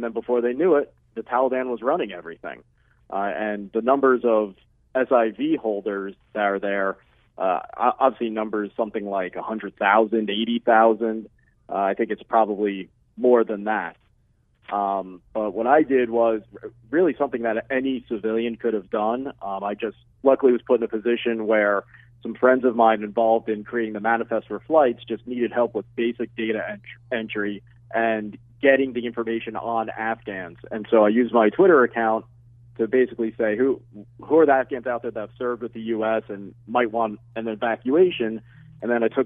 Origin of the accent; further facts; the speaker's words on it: United States; as an American